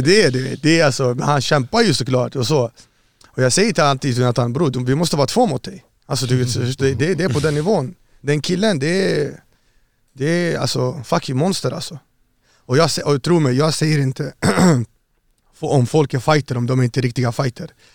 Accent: Örnsköldsvik, Västernorrland County, Sweden; also born or lived in Iraq / Saudi Arabia; jag växte upp i Övik, uppe i Norrland, Örnsköldsvik.

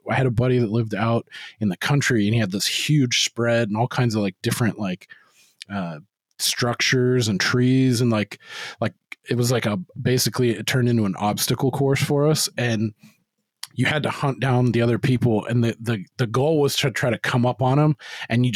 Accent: Turlock, California, United States; I grew up in Turlock

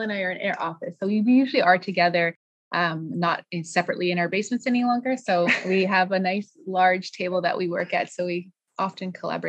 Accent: Sudbury, Ontario, Canada; moved away as an adult; now in Quebec, Canada; I'm originally from Sudbury, Ontario, and when I moved here, my husband's originally from Elmer, Quebec, so I moved here to start my family

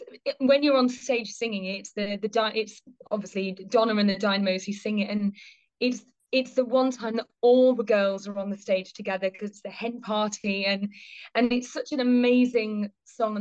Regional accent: Liverpool, North West England, United Kingdom; I grew up in Liverpool

